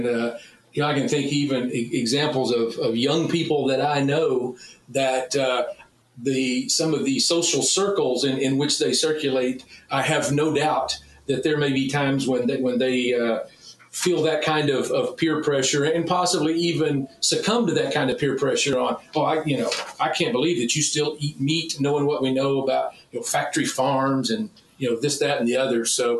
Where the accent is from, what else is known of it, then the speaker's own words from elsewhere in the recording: Texas, United States; Well, you can imagine how as a Texan first and as a meat scientist and a meat industry advocate, you can imagine how I feel about meatless Mondays anywhere.